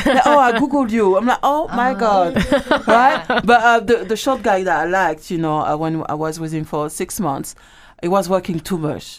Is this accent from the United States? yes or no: no; France; moved away as an adult; I left France when I was 18.